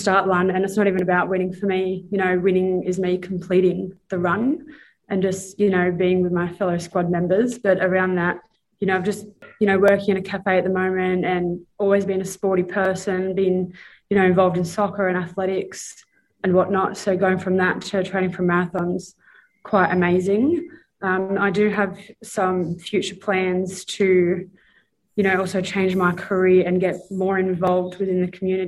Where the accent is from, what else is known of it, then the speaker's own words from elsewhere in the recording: Illawarra, New South Wales, Australia; born and raised on Darawal country, though, down in the Illawarra